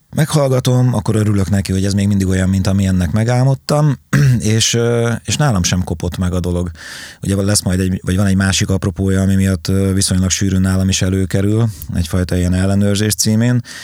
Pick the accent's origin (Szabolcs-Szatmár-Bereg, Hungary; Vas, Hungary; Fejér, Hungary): Szabolcs-Szatmár-Bereg, Hungary; Nyíregyháza; az István a királyt például bátyámmal váltott szereposztásban üvöltöttük otthon, panelház, Nyíregyháza, Kumbéla utca